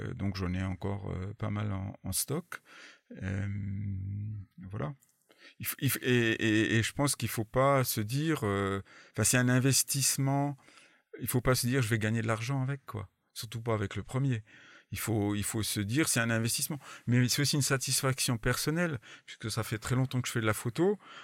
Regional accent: France; Je suis français avant, avant, tout, mais bon, je me débrouille en anglais quand même

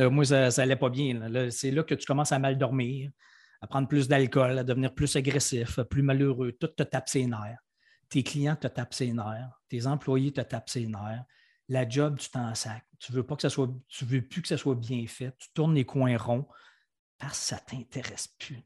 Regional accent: Quebec City, Quebec, Canada; je viens de Québec, j'habite encore à Québec

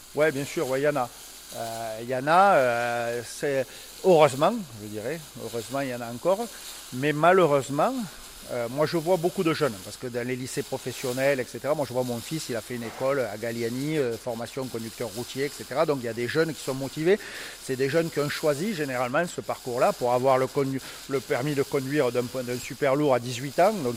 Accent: Toulouse, Occitania, France; accent: toulousain; Avec l'accent toulousain, au nord de la Suède

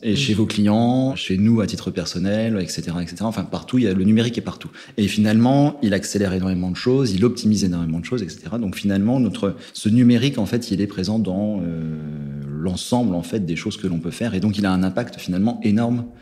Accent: Haute-Savoie, Auvergne-Rhône-Alpes, France; je viens des montagnes, hein, je viens de Haute-Savoie

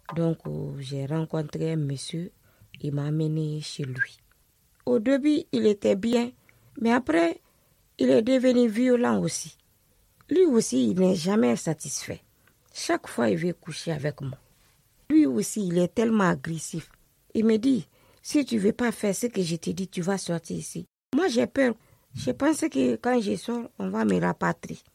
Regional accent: Conakry, Guinea; moved away as an adult; also born or lived in Brussels, Belgium; now in France; Je suis née en Guinée. J'ai 43 ans. J'ai grandi avec mon oncle, le petit frère de ma maman, à Conakry.

